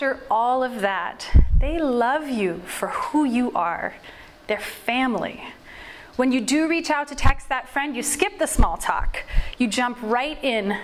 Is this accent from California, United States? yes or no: yes; California, United States; moved away; I grew up mostly in California